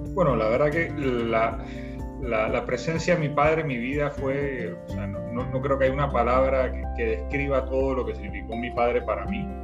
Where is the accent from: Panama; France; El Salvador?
Panama; soy panameño